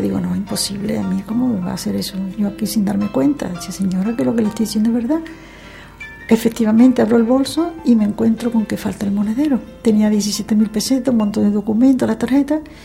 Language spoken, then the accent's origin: Spanish; Seville, Andalusia, Spain; also born or lived in Chipiona; yo me considero sevillana, pero yo nací exactamente en la playa de Chipiona durante un verano.